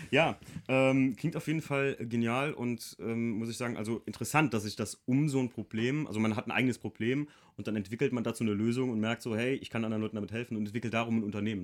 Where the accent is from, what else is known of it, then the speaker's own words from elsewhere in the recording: Rhineland-Palatinate, Germany; ich komme ja noch unten vom Moseltal, da mischt sich das noch Eifel und Hunsrück